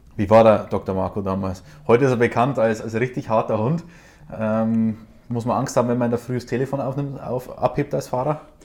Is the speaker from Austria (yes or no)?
yes; Austria; accent: Austrian; das Österreichische